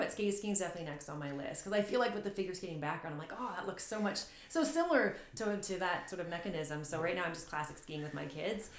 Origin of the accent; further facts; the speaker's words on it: Sarnia, Ontario, Canada; now in Sudbury, Canada; I'm from Sarnia, Ontario, so I'm not from Sudbury.